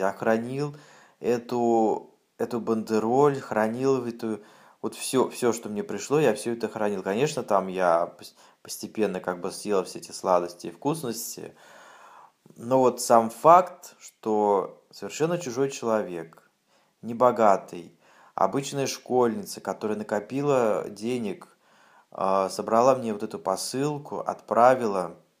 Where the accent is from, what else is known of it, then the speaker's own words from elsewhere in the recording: Siberia, Russia; Я в своей деревне, в Сибири